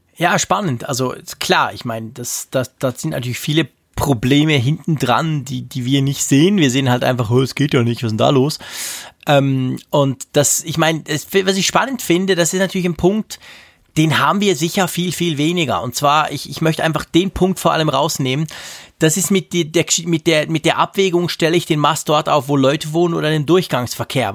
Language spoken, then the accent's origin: German; Bern, Switzerland; ich bin ja als Berner